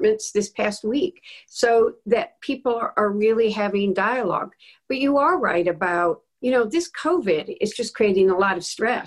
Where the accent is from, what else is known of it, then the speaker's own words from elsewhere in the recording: Dearborn, Michigan, United States; I went to my hometown's Dearborn